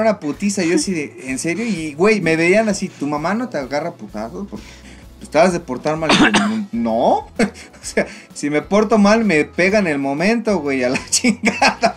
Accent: Tlaxcala, Mexico; yo crecí en Tlaxcala

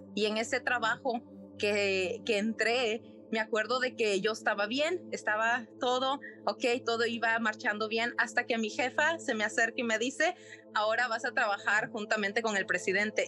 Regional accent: Nicaragua; soy de Nicaragua

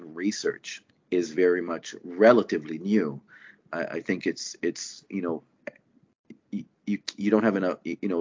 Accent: Israel; moved away as an adult; now in Canada; I'm originally from Israel before I immigrated to Canada well over a decade now ago.

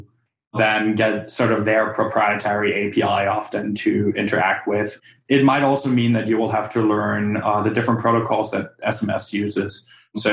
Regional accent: Germany; now in United States; I come from Germany

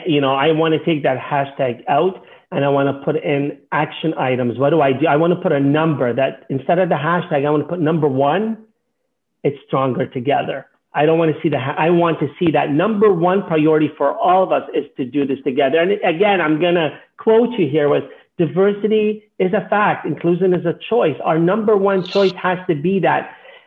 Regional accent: Canada; It's not right that as a Canadian, I have and someone doesn't.

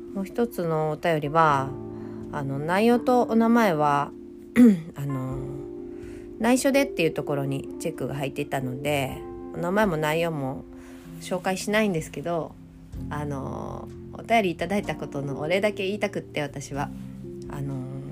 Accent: Hyogo, Japan; now in Kyoto, Japan; 私、今、京都に住んでますけど、出身は兵庫県なんです。

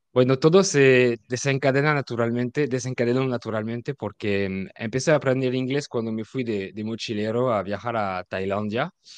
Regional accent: France; Spanish is a second language; also born or lived in Mexico; soy francés, ah, vivo en Francia

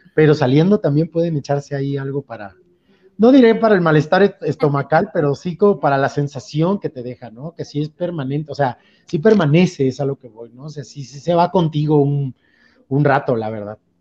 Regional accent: Veracruz, Mexico; now in Mexico City, Mexico; yo soy de Veracruz

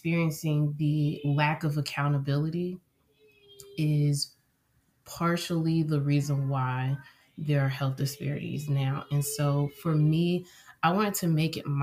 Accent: Cincinnati, Ohio, United States; I am from Cincinnati, Ohio

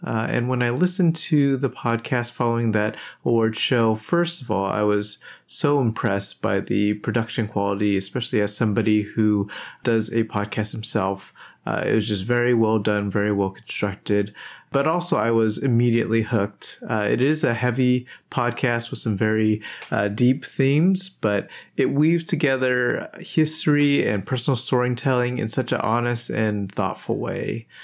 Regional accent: Southern California, United States; moved away as an adult; also born or lived in Midwest; I grew up in Southern California

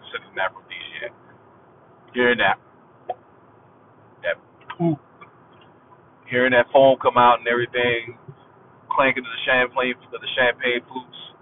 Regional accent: South Carolina, United States; I'm from South Carolina, I'm from the country. All my uncles, all my dad, they all talk like

